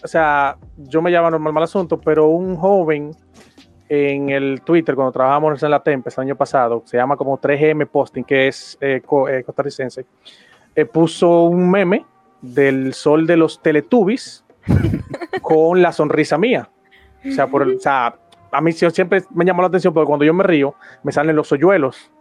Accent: Dominican Republic; aquí en República Dominicana, donde yo soy nativo y donde actualmente vivo

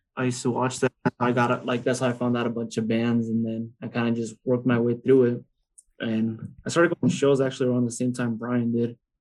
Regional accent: Arizona, United States; also born or lived in Los Angeles, California; I was born in Los Angeles and I moved to Arizona when I was four, four or five

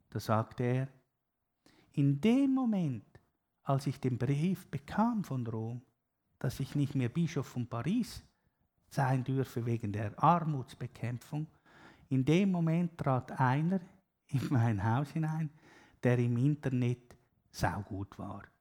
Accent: Zurich, Switzerland; Also, auch da beging ich, ich bin halt Zürcher, ich bin immer so schnell

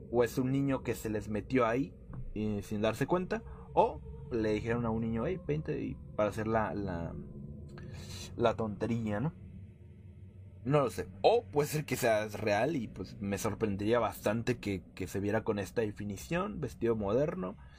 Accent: Mexico City, Mexico; ya que nosotros somos de la Ciudad de México y estábamos turisteando por el centro

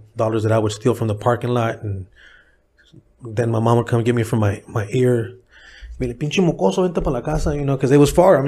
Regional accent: San Diego, California, United States; I was born and raised in San Diego, California, actually in Little Italy

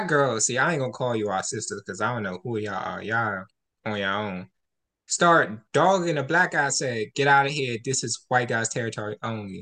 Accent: Washington, District of Columbia, United States; for me growing up in D.C.

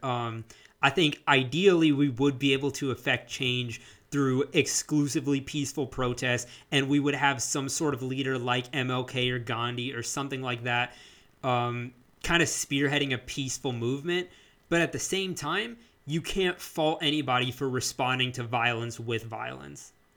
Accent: United States; as Asian American, South Asian

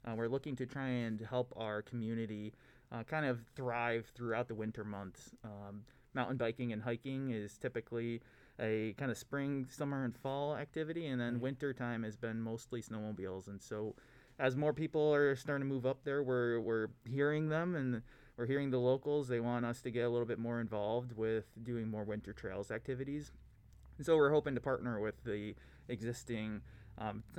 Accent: Coudersport, Pennsylvania, United States; moved away as an adult; also born or lived in Albany, New York; now in Keweenaw, Michigan, United States; I grew up in Pennsylvania in a small town called Coudersport.

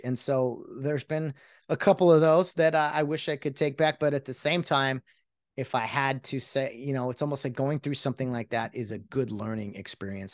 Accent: California, United States; I was born and raised in California, never thought I'd leave

